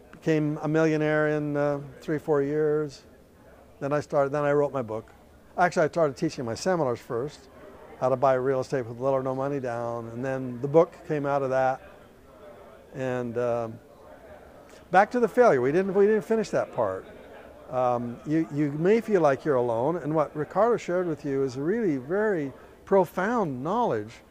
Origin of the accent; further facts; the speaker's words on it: Canada; moved away; I'm from Canada. Originally. From Canada. I'm an immigrant.